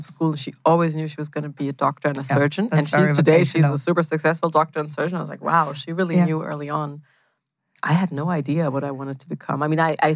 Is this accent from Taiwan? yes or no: no; Germany; also born or lived in Switzerland / Stockholm / Stanford; I'm actually from Germany.